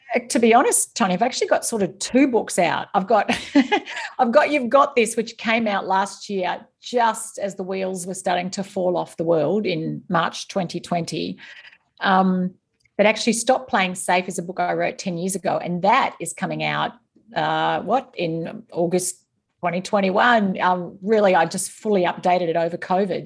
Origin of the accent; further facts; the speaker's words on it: East Gippsland, Victoria, Australia; moved away as an adult; also born or lived in Singapore; now in Northern Virginia, United States; I grew up on a small dairy farm in East Gippsland in rural Victoria